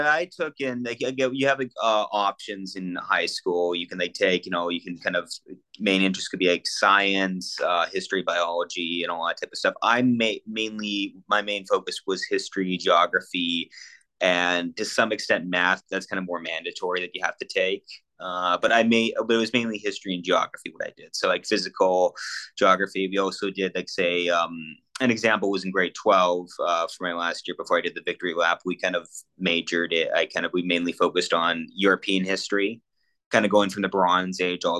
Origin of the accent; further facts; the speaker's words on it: London, Ontario, Canada; I am from London, Ontario